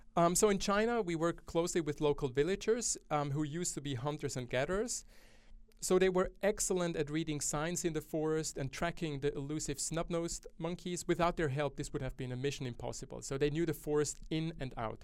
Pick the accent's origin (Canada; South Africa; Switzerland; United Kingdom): Switzerland; now in Australia; my home country, Switzerland.